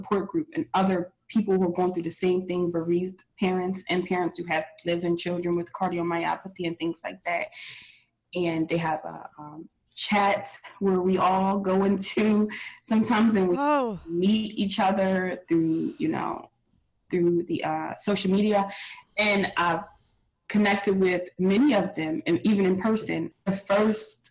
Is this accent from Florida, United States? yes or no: no; Pennsylvania, United States; moved away; we're from originally from Pennsylvania